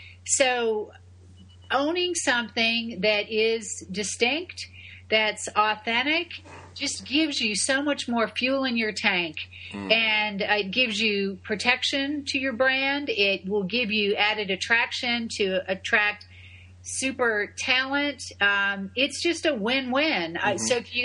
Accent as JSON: {"language": "English", "town": "Buffalo", "region": "New York", "country": "United States", "tie": "born or raised there", "also_born_or_lived": "Houston", "moved": "as an adult", "lives_now": "Tampa, United States", "said": "I'm an upstate New Yorker gal. I was born in Buffalo"}